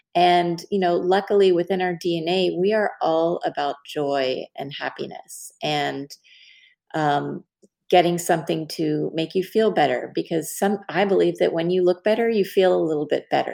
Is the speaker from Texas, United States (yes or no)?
yes; Dallas, Texas, United States; I'm from Dallas